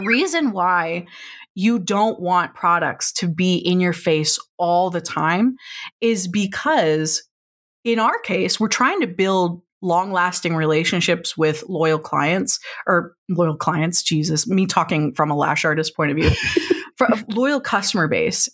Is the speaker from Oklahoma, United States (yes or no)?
yes; Oklahoma, United States; I grew up in Oklahoma